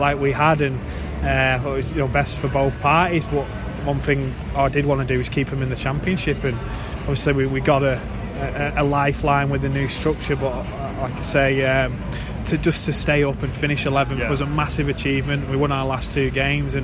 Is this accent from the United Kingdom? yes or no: yes; England, United Kingdom; as an Englishman